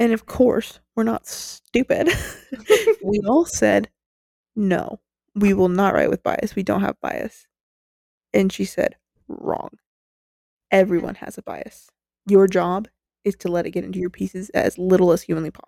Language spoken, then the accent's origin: English; United States; We're American